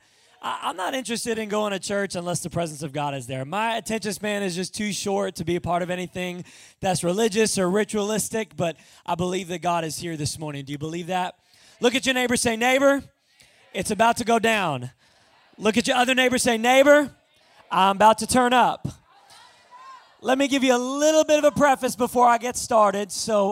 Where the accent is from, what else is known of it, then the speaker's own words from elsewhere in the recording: Long Island, New York, United States; moved away; I am originally from Long Island, New York